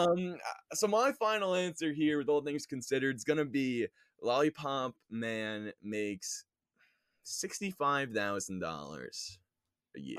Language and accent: English; New York, United States; I grew up in New York, am living on Long Island right now